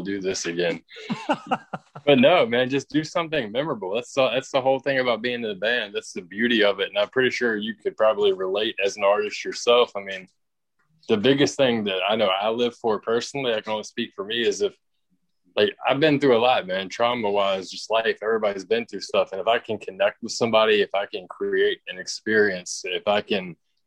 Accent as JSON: {"language": "English", "town": "Richmond", "region": "Virginia", "country": "United States", "said": "We're from Richmond, Virginia"}